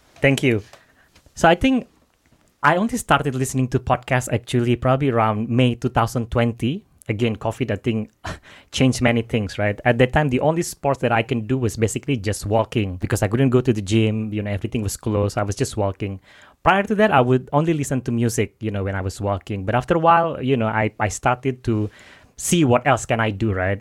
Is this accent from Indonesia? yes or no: yes; Jakarta, Indonesia; moved away as an adult; now in London, United Kingdom; I'm from Jakarta